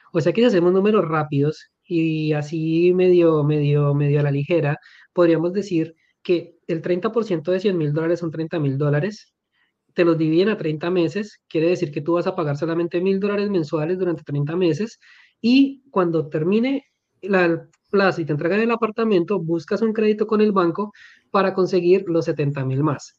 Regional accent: Colombia; amo mi país, soy colombiano

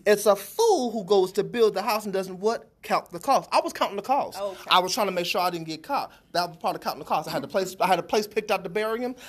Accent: Aliquippa, Pennsylvania, United States; moved away; also born or lived in Columbus; I'm from Aliquippa, which is the Pittsburgh area. I'm living in Columbus.

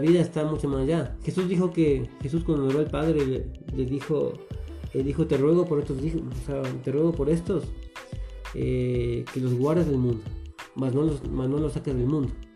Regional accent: Quito, Pichincha, Ecuador; soy quiteño, eh, nací, nací aquí en Quito

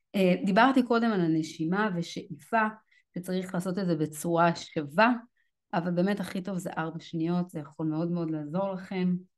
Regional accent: Israel; לנו כישראלים

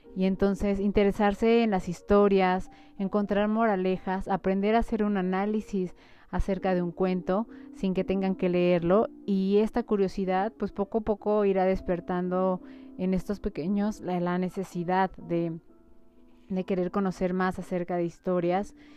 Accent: Mexico; las costumbres que tenemos como mexicanos

